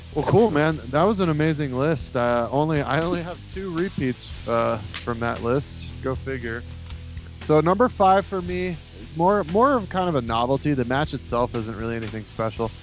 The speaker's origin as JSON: {"language": "English", "region": "East Coast", "country": "United States", "tie": "born or raised there", "said": "growing up, we had one of those d scrambler boxes, which was kind of a rite of passage for uh, Jewish kids growing up on the East Coast."}